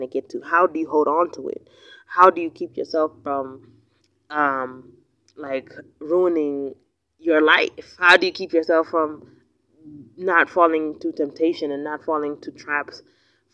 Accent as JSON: {"language": "English", "country": "United States", "accent": "American English", "moved": "yes", "lives_now": "Kenya", "said": "my accent, my American English is still popping. It's still on point"}